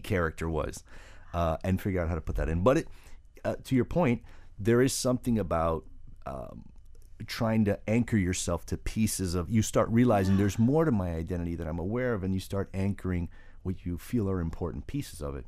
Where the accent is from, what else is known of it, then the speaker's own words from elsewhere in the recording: Miami, Florida, United States; the hospital where I was born in Miami